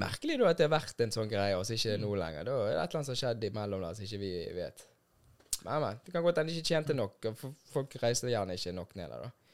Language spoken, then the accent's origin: Norwegian; Bergen, Vestland, Norway; also born or lived in Lisbon, Portugal; jeg har vokst opp her i Bergen og er jo fra Norge